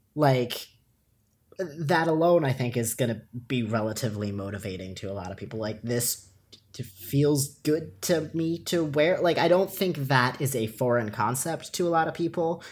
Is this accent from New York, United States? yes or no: yes; Long Island, New York, United States; growing up on Long Island